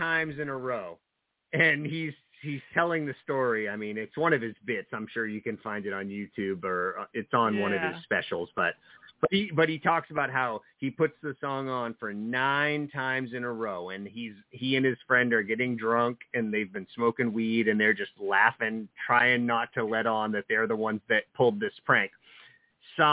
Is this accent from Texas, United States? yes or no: no; New Jersey, United States; now in Maine, United States; well, New Jersey, but I've lived in Maine for quite a while now